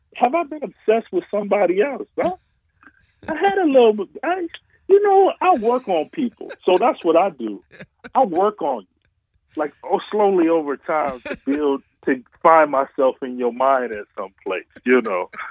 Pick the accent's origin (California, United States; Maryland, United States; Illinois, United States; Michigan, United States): Michigan, United States; Detroit; also born or lived in Chicago; Detroit is my hometown